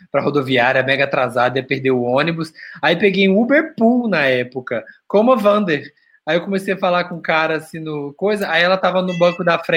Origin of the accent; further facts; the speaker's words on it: Rio de Janeiro, Brazil; Porque, como bons cariocas.